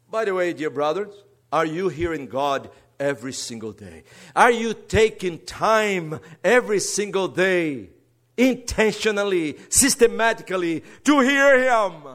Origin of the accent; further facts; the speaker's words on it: Brazil; English is a second language; moved away; don't worry about my accent. I'm a Brazilian. And this is the fourth language I have to get acquainted in my life